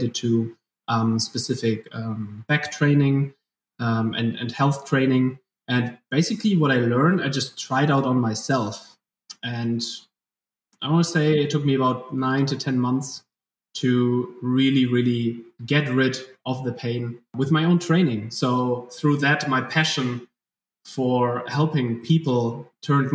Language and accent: English; Germany; accent: German; English is a second language; from my accent, people can tell that I'm German, doing my best to speak English